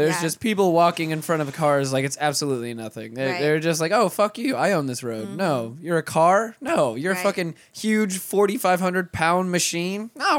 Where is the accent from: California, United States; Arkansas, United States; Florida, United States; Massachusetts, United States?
Florida, United States; North; I'm from North Florida, where people actually drive the speed limit.